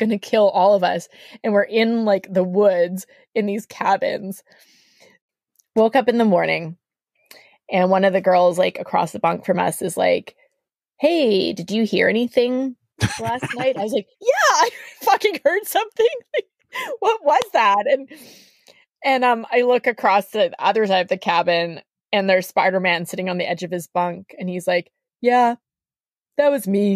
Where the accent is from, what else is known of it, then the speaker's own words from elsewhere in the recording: Canada; I'm a Canadian.